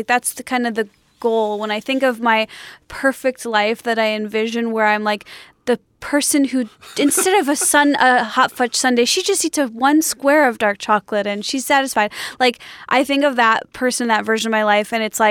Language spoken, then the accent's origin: English; Skokie, Illinois, United States; now in Los Angeles, United States; When I first moved to L.A., I went on my first ever hike. So I had never hiked. I grew up in Skokie.